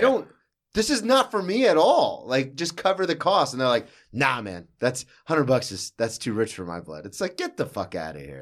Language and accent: English; the South, United States; I'm from the South